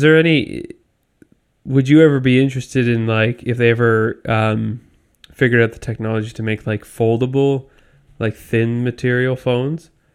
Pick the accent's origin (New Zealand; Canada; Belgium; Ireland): Canada; I'm Canadian.